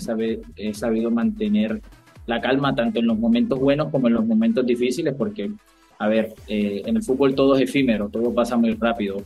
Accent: Barranquilla, Atlántico, Colombia; del equipo de mi tierra

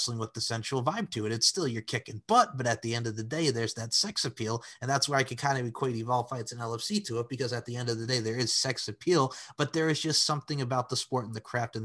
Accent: Long Island, New York, United States; growing up on Long Island, New York

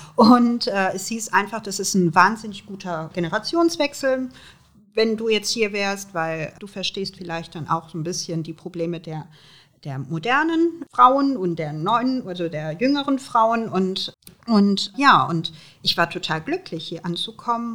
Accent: Aachen, North Rhine-Westphalia, Germany; Ich bin hier in Aachen geboren. Ähm, und ähm, wenn ich an Aachen denke, denke ich natürlich an meine Heimatstadt. Hier bin ich zur Schule gegangen

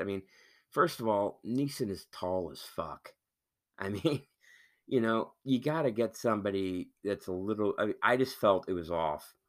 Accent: Missouri, United States; moved away; the same people that I grew up with out in Missouri or, you know, in the Midwest

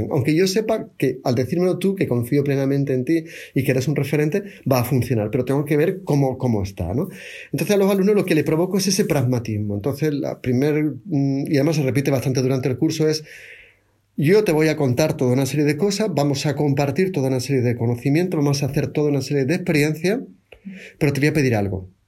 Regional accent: Seville, Andalusia, Spain; accent: Triana; Mi acento original es de Triana, no es el de ahora.

